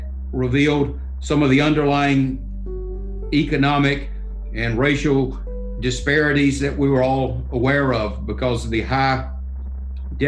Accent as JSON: {"language": "English", "town": "Cordele", "region": "Georgia", "country": "United States", "tie": "born or raised there", "also_born_or_lived": "Albany, Georgia", "said": "I grew up in Cordell, which is 40 miles away."}